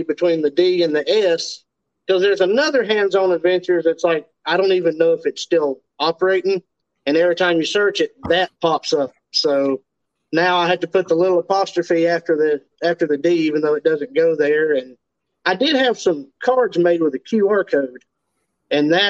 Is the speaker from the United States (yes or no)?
yes; Western North Carolina, United States; I'm from the Appalachia region of North Carolina. We're the hill folk up here